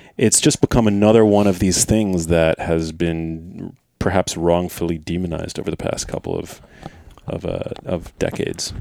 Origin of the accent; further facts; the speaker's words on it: New York City, New York, United States; I grew up in New York City